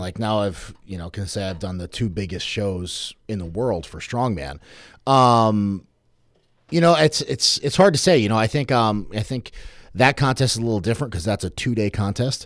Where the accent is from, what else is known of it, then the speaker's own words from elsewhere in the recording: Norwich, Connecticut, United States; I grew up in Norwich